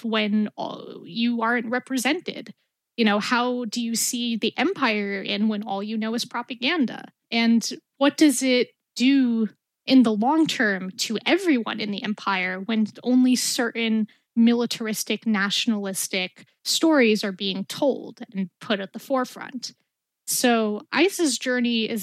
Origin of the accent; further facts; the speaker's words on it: New York City, New York, United States; being an Arab American growing up in Brooklyn during the Bush administration